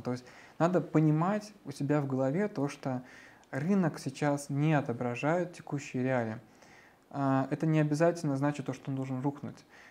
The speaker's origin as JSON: {"language": "Russian", "country": "Russia", "said": "как россиянин"}